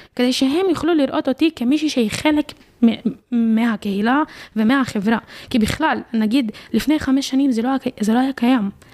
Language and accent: Hebrew; Jaffa, Tel Aviv District, Israel; ביפו, אני מרגישה כפלסטינית אה, יפואית